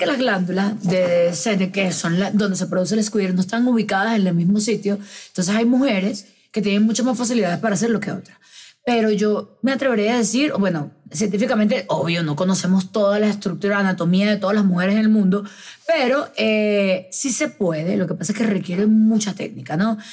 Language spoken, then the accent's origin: Spanish; Venezuela; now in Medellín, Colombia; yo soy venezolana, que estoy acá sola